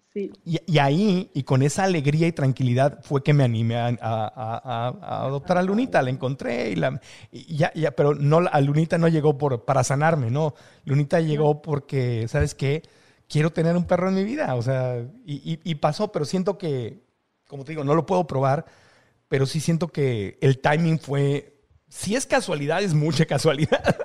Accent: Tijuana, Baja California, Mexico; moved away; also born or lived in San Diego, California; mi tierra, a, a, la frontera Tijuana, San Diego, México, Estados Unidos, que es de donde soy

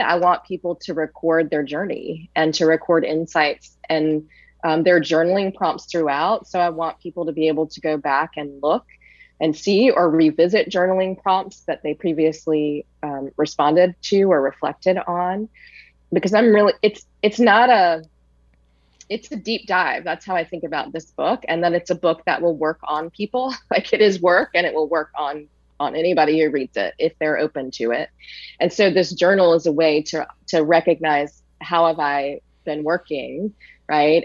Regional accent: Richmond, Virginia, United States; I'm from Richmond, Virginia

